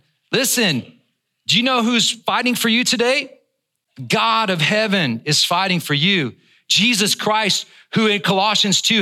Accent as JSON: {"language": "English", "region": "Northern Ireland", "country": "United Kingdom", "tie": "born or raised there", "said": "I was born in Northern Ireland, but we're Scotch-Irish."}